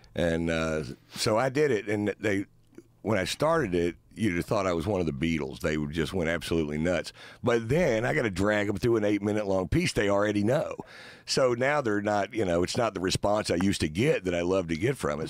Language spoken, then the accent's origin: English; Northwest Texas, United States; I'm an idiot from Northwest Texas